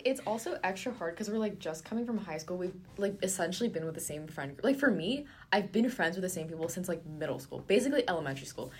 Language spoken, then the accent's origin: English; Orange County, California, United States; moved away as an adult; so I am from Orange County, California and the city that I live in was like super, super competitive.